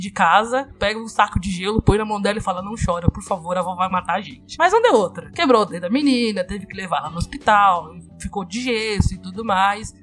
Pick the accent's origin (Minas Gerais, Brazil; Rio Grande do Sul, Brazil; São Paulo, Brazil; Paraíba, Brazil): São Paulo, Brazil; Eu sou aqui da Zona Sul de São Paulo e minha avó morou, e, né, a vida inteira todo mundo morou no mesmo terreno